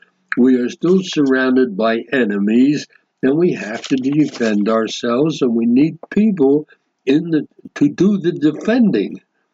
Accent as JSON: {"language": "English", "country": "United States", "moved": "yes", "lives_now": "Israel", "said": "as an American citizen, I still retain my American citizenship."}